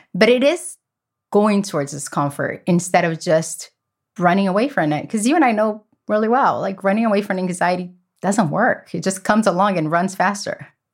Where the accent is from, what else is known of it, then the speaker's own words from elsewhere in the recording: Brazil; now in United States; I grew up in Brazil in a family that chaos is the only thing that we knew.